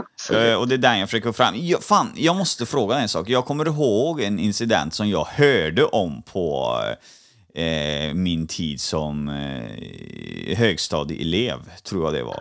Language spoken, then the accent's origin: Swedish; Trollhättan, Västra Götaland, Sweden; Jag är uppvuxen i Halvorstorp